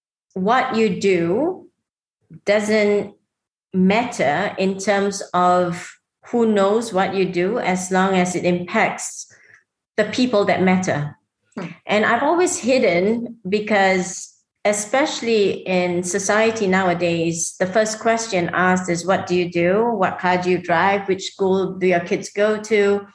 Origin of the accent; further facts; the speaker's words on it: Singapore; now in Dubai, United Arab Emirates; I mean, I'm Singaporean. I lived in Singapore.